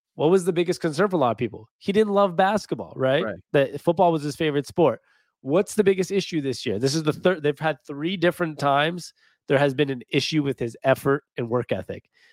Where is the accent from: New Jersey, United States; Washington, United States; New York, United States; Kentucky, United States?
Washington, United States; Seattle; my hometown Seahawks